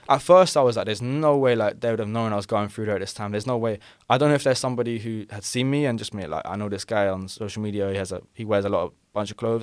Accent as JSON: {"language": "English", "region": "London", "country": "United Kingdom", "accent": "London", "said": "I'm from London"}